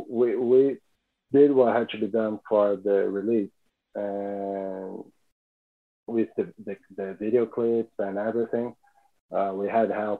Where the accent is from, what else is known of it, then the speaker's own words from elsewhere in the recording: São Paulo, Brazil; we are all from Sao Paulo